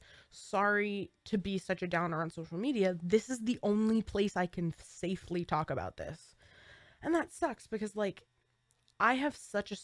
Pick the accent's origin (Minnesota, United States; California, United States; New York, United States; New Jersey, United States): New Jersey, United States; We're from New Jersey.